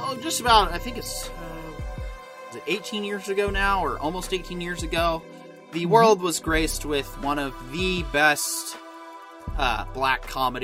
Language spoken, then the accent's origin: English; United States; as an American